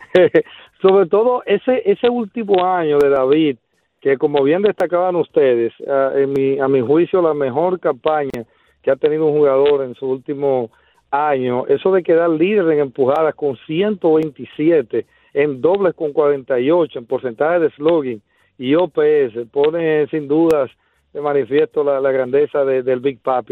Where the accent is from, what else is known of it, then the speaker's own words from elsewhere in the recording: Dominican Republic; uno como dominicano se siente muy orgulloso